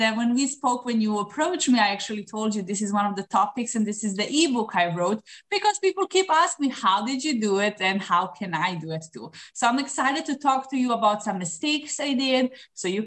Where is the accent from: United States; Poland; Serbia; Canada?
Serbia; moved away as an adult; now in Dubai, United Arab Emirates; I'm originally from Serbia